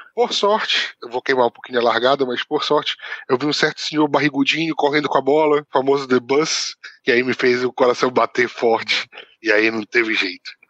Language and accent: Portuguese; Belém, Pará, Brazil; moved away as an adult; now in Portugal; Eu sou natural de, de Belém, Pará